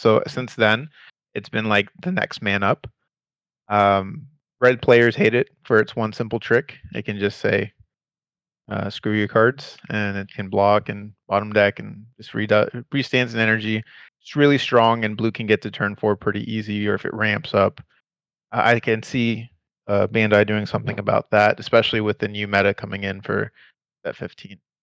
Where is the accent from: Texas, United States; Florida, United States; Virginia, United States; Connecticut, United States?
Texas, United States; Houston; We are from Houston, Texas.